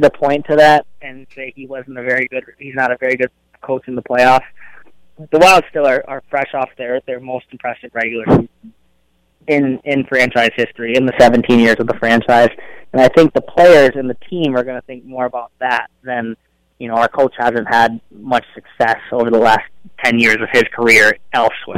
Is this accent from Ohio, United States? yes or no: no; Illinois, United States; moved away as an adult; also born or lived in Hawaii; now in Minnesota, United States; I grew up in Illinois